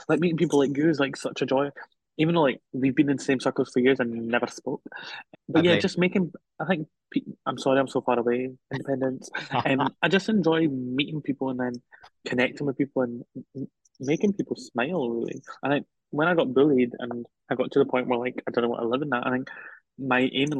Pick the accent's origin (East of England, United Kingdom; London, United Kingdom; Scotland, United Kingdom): Scotland, United Kingdom; I'm Scottish.